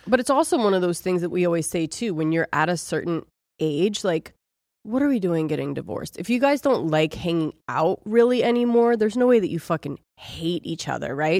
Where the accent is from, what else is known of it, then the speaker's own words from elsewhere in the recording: Ohio, United States; I'm from Ohio